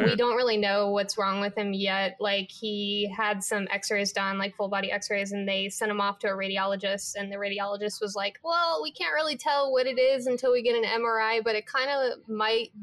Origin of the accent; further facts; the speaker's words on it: Las Vegas, Nevada, United States; moved away as an adult; also born or lived in Los Angeles, California; now in Spokane, United States; I'm originally from Las Vegas, and then I lived in LA for the last 5 years, and then now I'm here